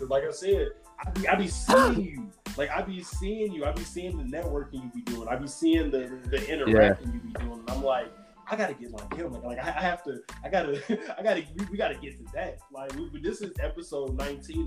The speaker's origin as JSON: {"language": "English", "town": "Gary", "region": "Indiana", "country": "United States", "tie": "born or raised there", "said": "My hometown is Gary, Indiana, which is at the tip"}